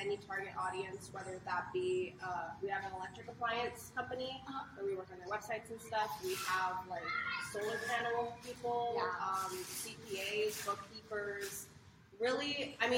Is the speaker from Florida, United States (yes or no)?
no; Victorville, California, United States; also born or lived in Los Angeles; now in Costa Mesa, United States; I moved from LA back to my hometown of Victorville